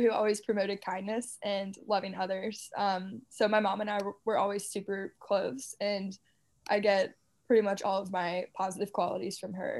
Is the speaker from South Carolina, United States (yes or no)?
yes; Charleston, South Carolina, United States; also born or lived in Pennsylvania / Atlanta; We spent the majority of our childhood on Daniel Island